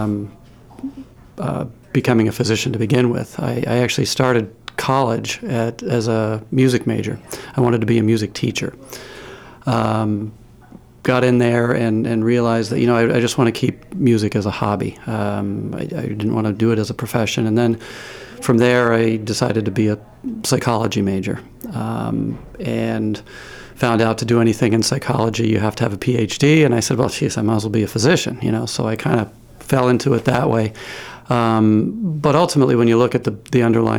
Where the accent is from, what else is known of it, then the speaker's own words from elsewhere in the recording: Maine, United States; also born or lived in Bangor, Maine / Caribou, Maine; I grew up in Maine. I was born in Bangor, graduated high school from Caribou High School.